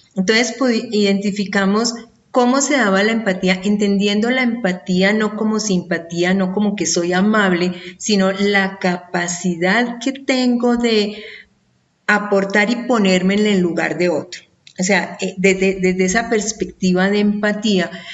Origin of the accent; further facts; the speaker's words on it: Colombia; aquí en mi país, en Colombia